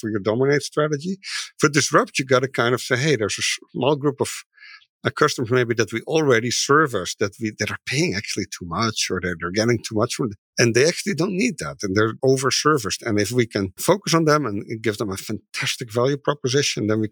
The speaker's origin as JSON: {"language": "English", "country": "Netherlands", "moved": "as an adult", "lives_now": "Seattle, United States", "said": "When I came to the US, I'm from the Netherlands. We moved here in 2004, about 18, 19 years ago."}